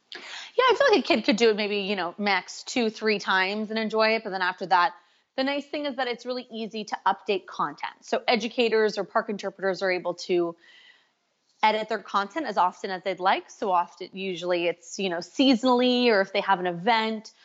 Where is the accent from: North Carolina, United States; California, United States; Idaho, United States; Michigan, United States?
California, United States; now in Canada; I'm from California, living in Canada.